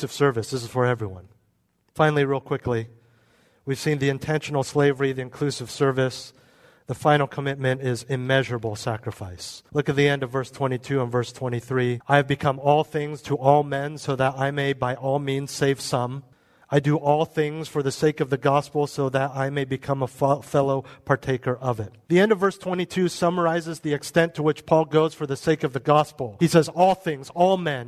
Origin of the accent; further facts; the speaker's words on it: United States; we're American.